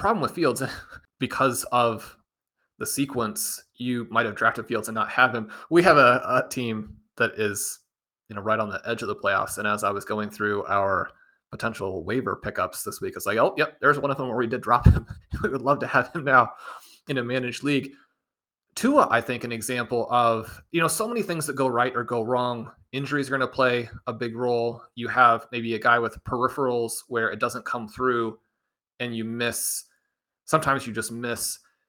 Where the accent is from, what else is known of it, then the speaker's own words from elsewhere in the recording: Kansas City, Missouri, United States; growing up in Kansas City, attending all these games in Arrowhead.